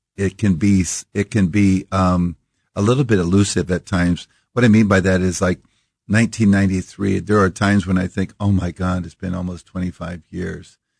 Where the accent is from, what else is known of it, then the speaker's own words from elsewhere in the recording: Iowa, United States; we grew up in Iowa